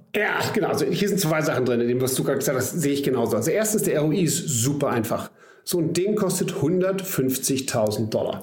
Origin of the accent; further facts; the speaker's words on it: Germany; wir beide als Deutsche